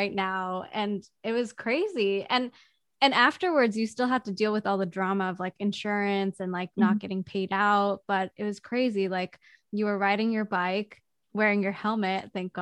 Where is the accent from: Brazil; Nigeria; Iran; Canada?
Canada; now in United States; as Canadians living in the US